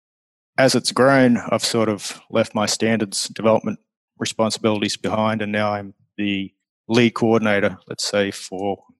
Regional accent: Australia; moved away as an adult; now in Florida, United States; I came over here originally from Australia

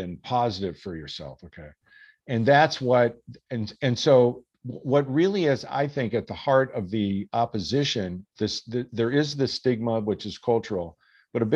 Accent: Minnesota, United States; I grew up in Minnesota, right?

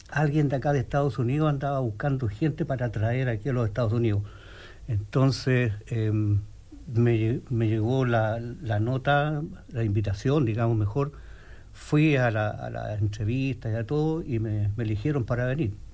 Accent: Santiago, Santiago Metropolitan Region, Chile; first language Spanish; moved away as an adult; now in Bloomington, United States; yo vengo de Chile, de la República Independiente de Chile, de allá Sudamérica.

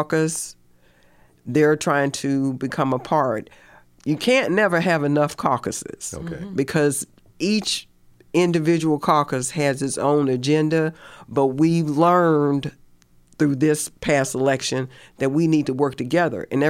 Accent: United States; now in Indiana, United States; I grew up in Virginia, North Carolina

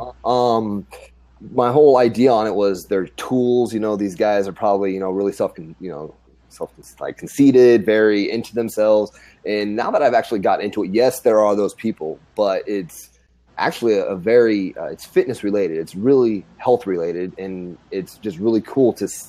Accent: Grand Island, Nebraska, United States; moved away as an adult; I'm from Grand Island, Nebraska. Born and raised, when I was about the age of 20, I decided to join the Army

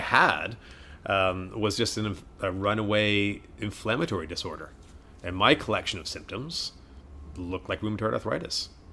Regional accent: Canada; also born or lived in Wales; we came to Canada when I was three, hence the thick accent

